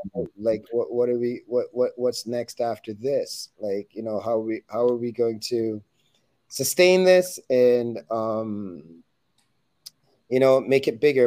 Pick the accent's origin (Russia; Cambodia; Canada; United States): Canada; Toronto, Ontario; we were we were from Toronto, Canada.